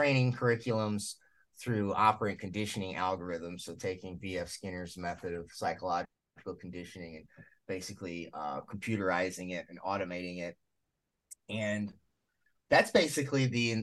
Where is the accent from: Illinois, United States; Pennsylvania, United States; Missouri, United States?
Illinois, United States; my home state of Illinois